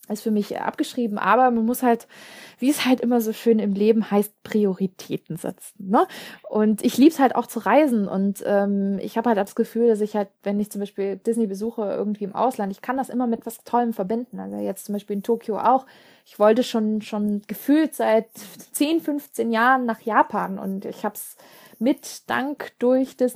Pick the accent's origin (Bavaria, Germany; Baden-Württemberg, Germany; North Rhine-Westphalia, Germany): Baden-Württemberg, Germany; Stuttgart; TGW, ja, äh, ich komme aus Stuttgart, da ist der TGW, glaube ich, die äh, beste Lösung.